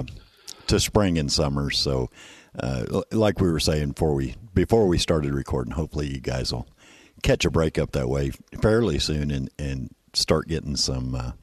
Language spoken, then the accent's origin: English; Midwest, United States; moved away; growing up in the Midwest